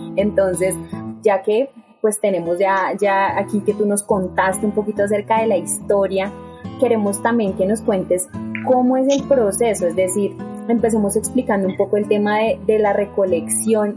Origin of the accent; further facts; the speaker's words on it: Bogotá, Bogotá Capital District, Colombia; nosotros realmente somos unos rolos inexpertos